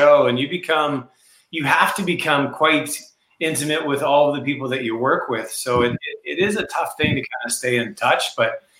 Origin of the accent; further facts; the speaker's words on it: Canada; We're Canadian